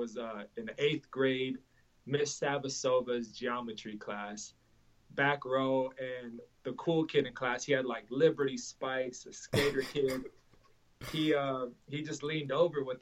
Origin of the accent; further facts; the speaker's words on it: Los Angeles, California, United States; also born or lived in Russia; growing up in Hollywood, I would see a Bentley and a bum on the same corner